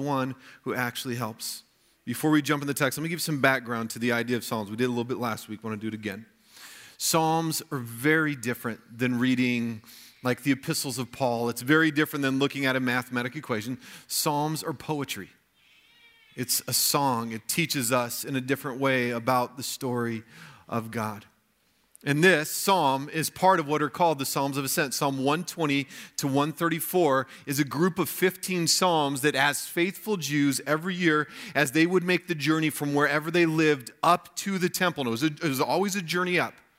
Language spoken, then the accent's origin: English; United States; as American Christians